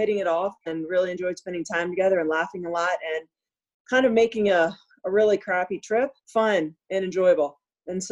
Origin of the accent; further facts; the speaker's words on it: Delaware, United States; moved away as an adult; also born or lived in Colorado; And then I grew up in Delaware, so I moved out to Colorado